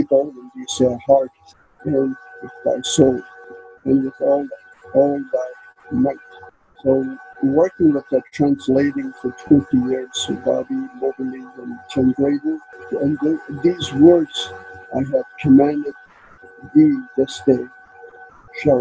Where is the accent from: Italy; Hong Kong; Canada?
Canada; I'm from Canada